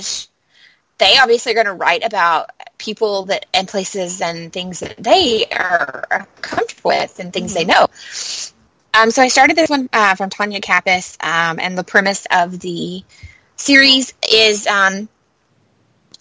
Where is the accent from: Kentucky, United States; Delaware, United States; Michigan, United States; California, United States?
Kentucky, United States; I'm from Kentucky